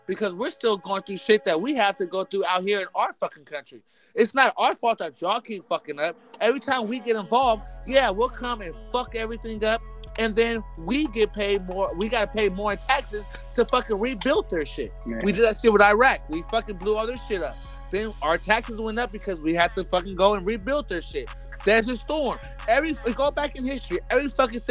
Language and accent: English; United States; We're American